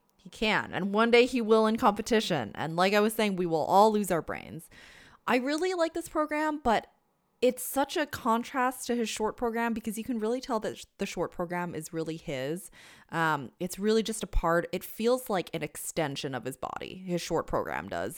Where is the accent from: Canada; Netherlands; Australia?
Canada; as a Canadian